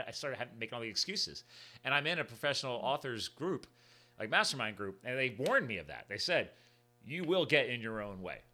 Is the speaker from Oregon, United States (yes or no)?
no; New Jersey, United States; I was born in New Jersey